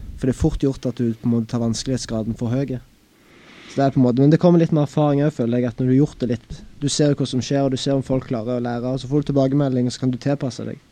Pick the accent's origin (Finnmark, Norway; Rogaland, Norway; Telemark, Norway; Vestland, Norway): Rogaland, Norway; Egersund; now in Haugesund, Norway; jeg kommer fra Egersund